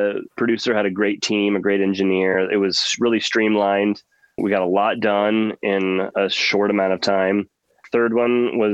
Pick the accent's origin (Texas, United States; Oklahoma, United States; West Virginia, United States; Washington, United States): Oklahoma, United States; I grew up in Oklahoma, and it's landlocked.